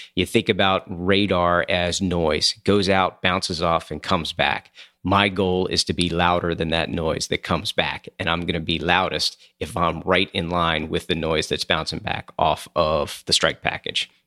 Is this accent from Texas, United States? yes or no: no; Coatesville, Pennsylvania, United States; moved away; grew up in a town called Coatesville, Pennsylvania